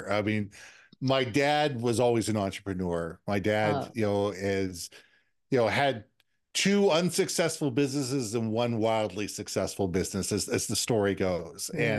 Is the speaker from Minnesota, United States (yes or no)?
yes; Minneapolis, Minnesota, United States; now in Vancouver, Canada; And I'm originally from Minneapolis, but I've lived around the world. But Vancouver's always been home.